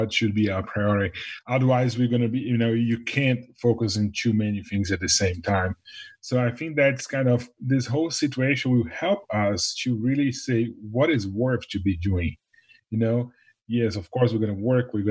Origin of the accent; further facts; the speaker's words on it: Brazil; now in Nashville, United States; born in Brazil, right by the beach and ocean